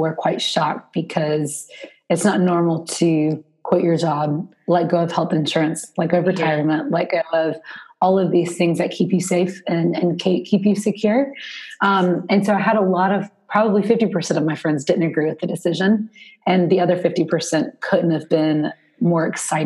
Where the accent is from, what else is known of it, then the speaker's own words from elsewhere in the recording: Spartanburg, South Carolina, United States; now in Raleigh, United States; I now live in Raleigh, North Carolina, but I'm from South Carolina. So I'm from a, I would consider a small town compared to Raleigh, at least, Spartanburg